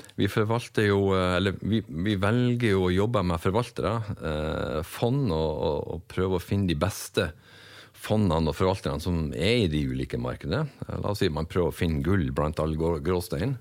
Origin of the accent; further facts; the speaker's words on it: Northern Norway, Norway; accent: Northern Norwegian; moved away; also born or lived in Bergen; jeg er vel nordlending som folk flest hører